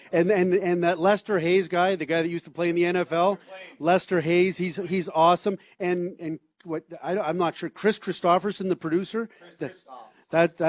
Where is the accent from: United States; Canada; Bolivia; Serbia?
Canada; Toronto, Ontario; a kid who grew up in Toronto